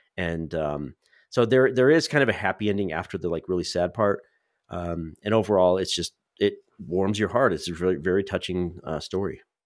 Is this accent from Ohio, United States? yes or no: no; Central California, United States; I grew up in Central California